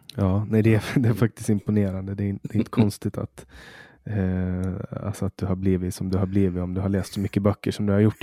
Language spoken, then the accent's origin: Swedish; Åland, Finland; Alltså vi är ju en minoritet, vi ålänningar. Vi är ju svenskspråkiga finländare.